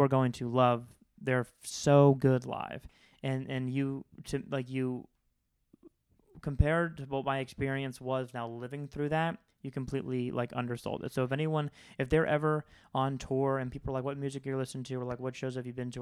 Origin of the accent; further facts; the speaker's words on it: Florida, United States; I'm from Florida